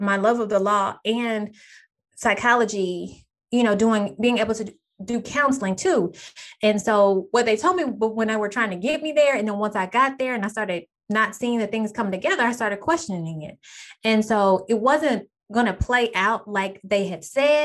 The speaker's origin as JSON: {"language": "English", "region": "Texas", "country": "United States", "tie": "born or raised there", "said": "I'm back in my hometown of Texas"}